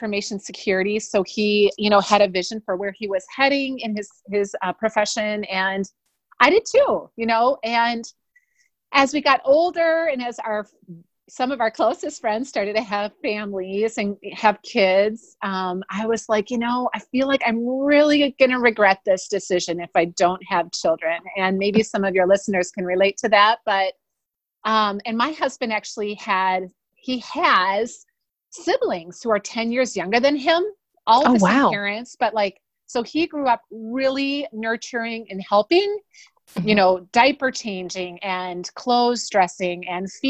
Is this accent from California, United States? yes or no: no; Wisconsin, United States; also born or lived in Des Moines, Iowa; now in Minnetonka, United States; I'm originally from Wisconsin and I live now in Minnesota, just west of Minneapolis in Minnetonka, Minnesota with my family